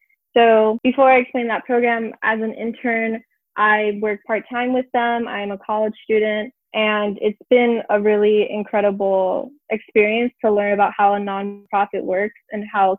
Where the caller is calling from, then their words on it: Miami, Florida, United States; I am 20 years old and I'm calling in from Miami, Florida.